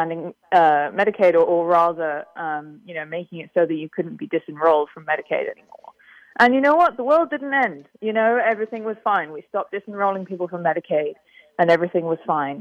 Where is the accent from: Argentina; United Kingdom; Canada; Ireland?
United Kingdom; I'm from Britain